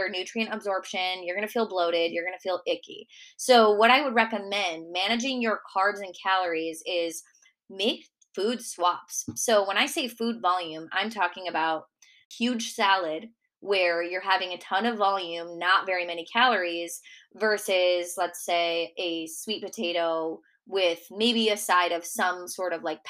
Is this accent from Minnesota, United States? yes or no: yes; Minnesota, United States; accent: Minnesota; moved away; my Minnesota accent